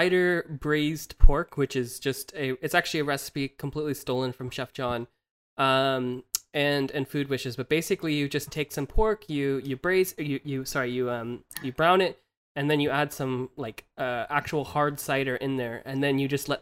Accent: southern US, United States; accent: southern; moved away; my southern accent

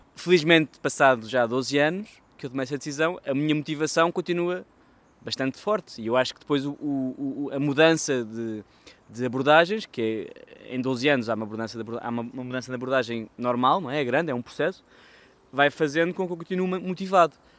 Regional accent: Portugal; como português

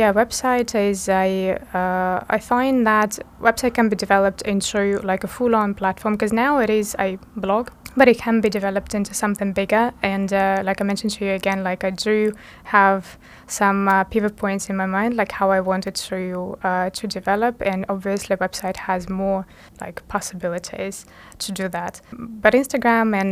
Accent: Russia; now in Luxembourg; I'm Russian. Well, I'm actually a Russian Ukrainian, but I come from Russia.

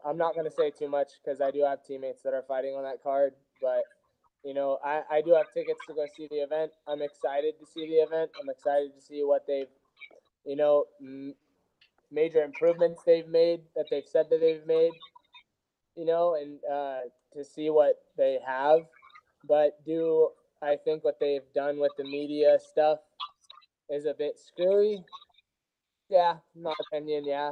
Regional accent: California, United States; born or raised there

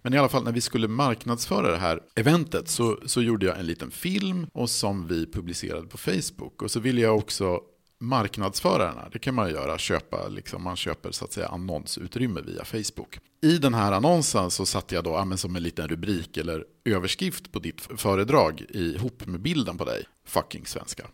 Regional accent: Sweden; jag då som svensk

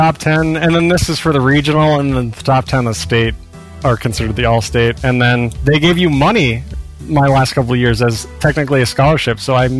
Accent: Wyoming, United States; I grew up in Wyoming. It's the least populous state

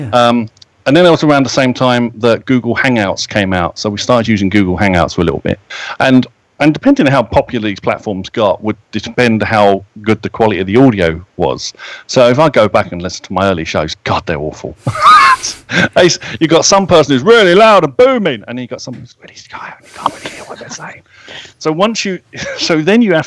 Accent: United Kingdom

